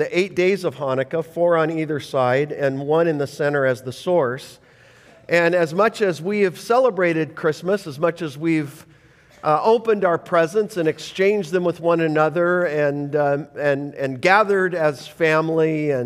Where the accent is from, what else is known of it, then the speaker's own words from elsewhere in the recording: Canada; I'm not Jewish, I'm as hockey Canadian as it gets, traced back to England